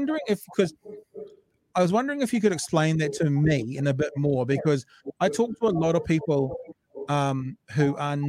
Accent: New Zealand; as a New Zealander

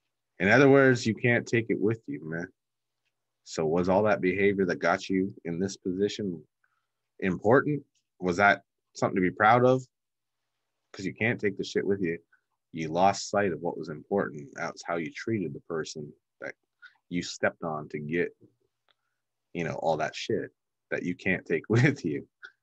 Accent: Canada; I'm Canadian.

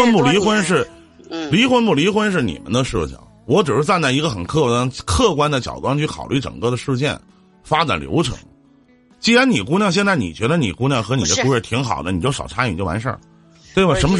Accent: Northeast China, China; accent: Northeastern Mandarin; 用我们东北话来讲

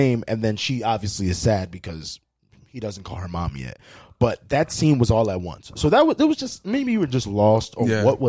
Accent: Philadelphia, Pennsylvania, United States; but only because I'm from Philly, so it's fine.

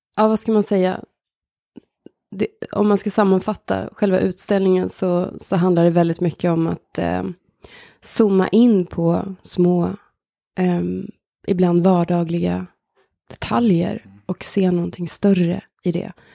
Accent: near Hagfors, countryside in Värmland, Sweden; där växte jag upp

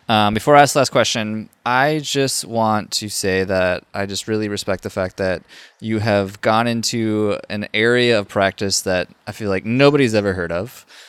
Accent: Minnesota, United States; now in Austin, United States; I'm from Minnesota

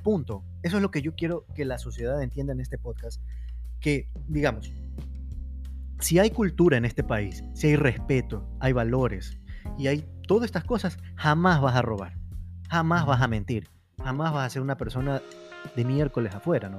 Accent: Ecuador; somos ecuatorianos todos

